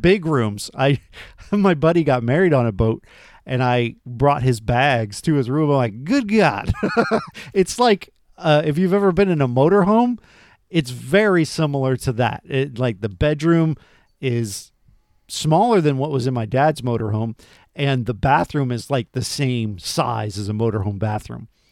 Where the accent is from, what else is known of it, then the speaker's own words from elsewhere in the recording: Florida, United States; I'm from Florida